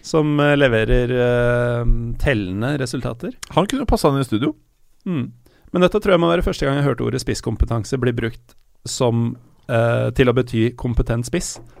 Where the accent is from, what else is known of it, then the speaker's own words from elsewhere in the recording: Elverum, Innlandet, Norway; Jeg er født i Elverum